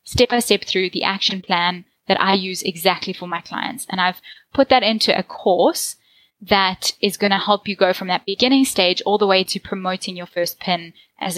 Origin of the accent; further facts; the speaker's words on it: South Africa; accent: South African; I'm from South Africa, so I have a South African accent